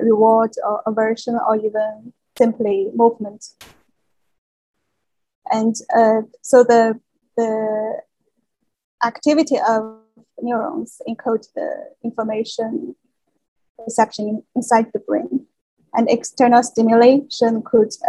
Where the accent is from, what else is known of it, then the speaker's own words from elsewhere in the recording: China; moved away as an adult; now in Geneva, Switzerland; I was born in China and received education there